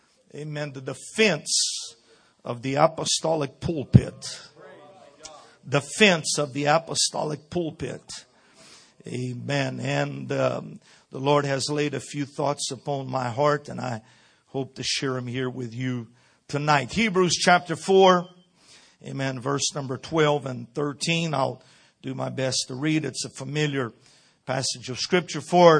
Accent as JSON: {"language": "English", "country": "Brazil", "tie": "born or raised there", "said": "This is a different culture, a different, everything is so different. Being born and raised in Brazil, it's a lot different."}